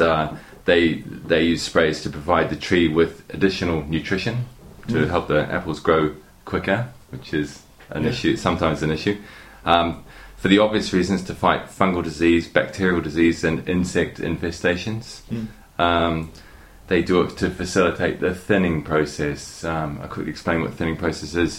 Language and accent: English; New Zealand; moved away; I'm originally from New Zealand, so during my student days, I worked on an orchard